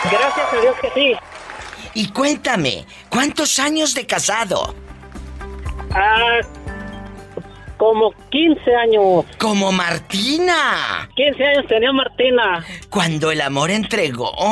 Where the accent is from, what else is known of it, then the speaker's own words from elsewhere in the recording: Durango, Mexico; now in Steamboat Springs, United States; Yo soy de Durango